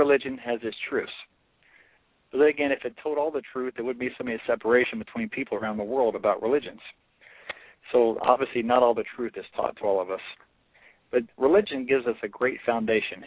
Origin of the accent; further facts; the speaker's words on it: Louisiana, United States; It began in Louisiana, my journey